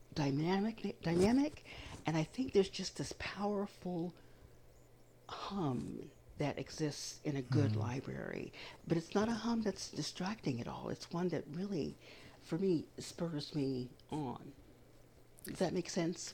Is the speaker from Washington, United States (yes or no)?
no; Kansas, United States; as a little brown girl growing up in Kansas